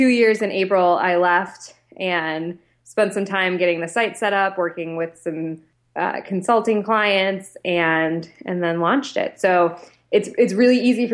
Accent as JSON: {"language": "English", "region": "Ohio", "country": "United States", "tie": "born or raised there", "also_born_or_lived": "Minneapolis", "moved": "as an adult", "said": "I grew up in Ohio"}